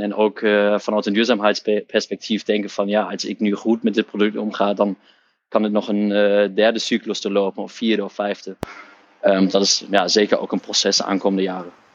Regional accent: Hamburg, Germany; Dutch is a second language; moved away as an adult; now in Netherlands; ik ben opgegroeid in Duitsland, in Hamburg, in het noorden van Duitsland

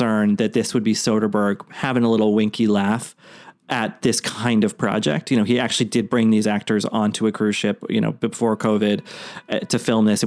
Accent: Boston, Massachusetts, United States; where I grew up in Boston

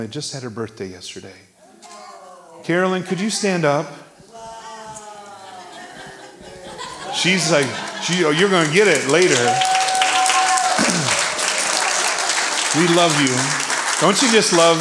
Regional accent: Iowa, United States; I was born in Iowa

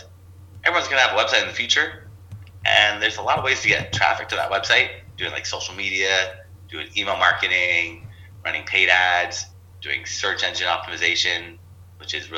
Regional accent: Los Angeles, California, United States; also born or lived in Torrance, California; grew up in San Pedro, which is next to Long Beach, California

